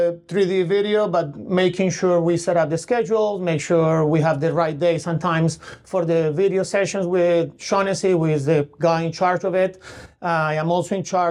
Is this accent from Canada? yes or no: no; Colombia; also born or lived in Connecticut, United States; now in Tulsa, United States; I'm from Colombia in South America